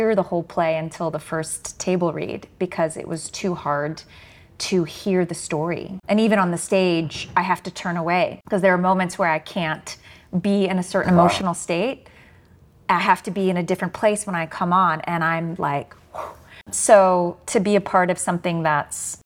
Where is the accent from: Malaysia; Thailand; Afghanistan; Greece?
Afghanistan; I'm from Afghanistan